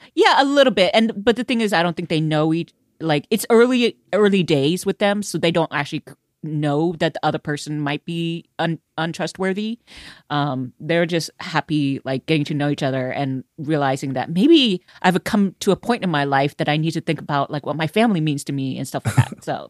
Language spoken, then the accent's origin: English; Houston, Texas, United States; I come from Houston.